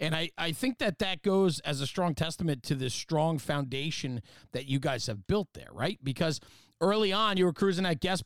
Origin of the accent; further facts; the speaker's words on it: New Jersey, United States; I'm just from New Jersey